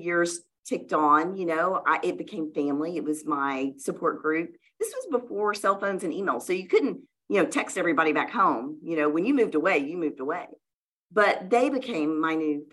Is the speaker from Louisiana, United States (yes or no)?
yes; Louisiana, United States; moved away as an adult; now in Oklahoma City, United States; So I grew up in the South, in Louisiana.